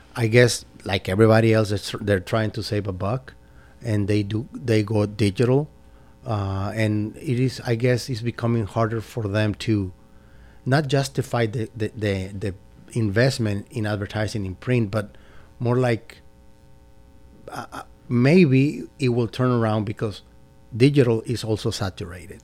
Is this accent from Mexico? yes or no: yes; Mexico; moved away as an adult; also born or lived in San Francisco, United States; now in Dalton, United States; I was born in San Francisco, but I grew up in Mexico